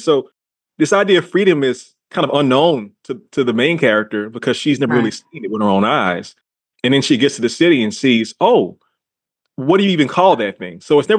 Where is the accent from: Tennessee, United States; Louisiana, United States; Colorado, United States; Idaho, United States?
Louisiana, United States; New Orleans; I'm thinking a lot about my hometown, New Orleans, and my ancestors.